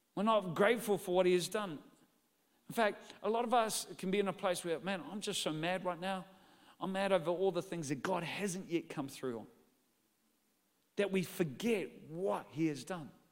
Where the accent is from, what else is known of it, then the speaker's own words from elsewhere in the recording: New Zealand; I'm from New Zealand.